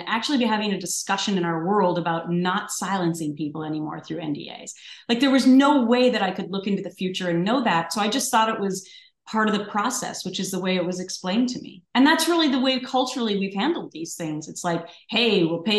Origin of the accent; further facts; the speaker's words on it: Minnesota, United States; growing up in Minnesota is everyone's nice there